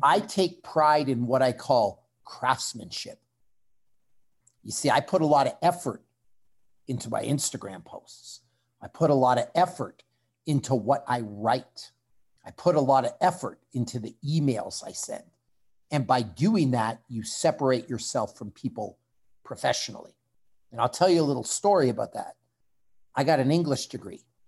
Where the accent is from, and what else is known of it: Canada